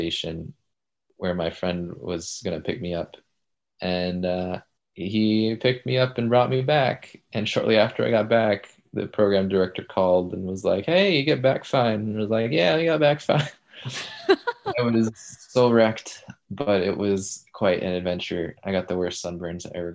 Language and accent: English; Decatur, Georgia, United States; moved away; which is really close to my hometown, from Decatur, Georgia, which is just like in the suburbs of Atlanta